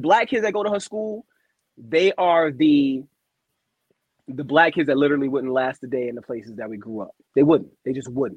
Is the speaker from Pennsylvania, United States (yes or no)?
yes; Allentown, Pennsylvania, United States; I grew up in Allentown, PA